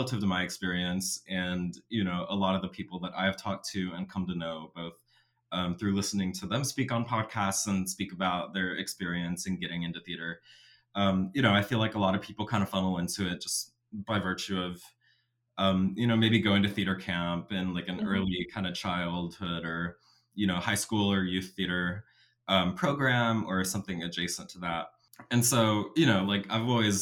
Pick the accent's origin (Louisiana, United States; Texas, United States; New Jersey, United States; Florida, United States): Texas, United States; Austin; I'm basically born and raised in Austin, and have been here all of my life